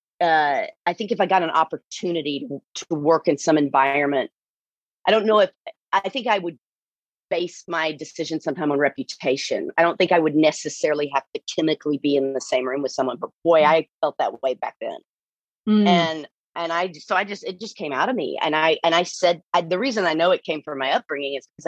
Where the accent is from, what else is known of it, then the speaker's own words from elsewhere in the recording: Texas, United States; accent: thick Texan; I'm a Texan. You know, I'm just like, the accent is thick